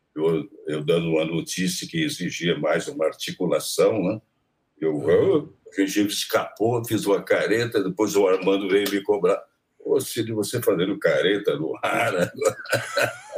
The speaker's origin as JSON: {"language": "Portuguese", "town": "Taubaté", "region": "São Paulo", "country": "Brazil", "tie": "born or raised there", "said": "Taubaté, né? Onde eu nasci, eh, na estação de Taubaté, na, no clube onde eu jogava tênis"}